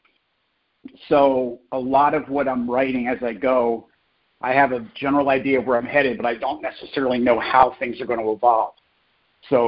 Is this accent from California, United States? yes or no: no; New Jersey, United States; I grew up in New Jersey, so I was right across the river from Philly